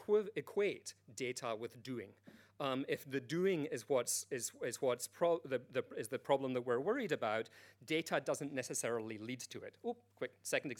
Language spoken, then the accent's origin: English; United Kingdom; I'm British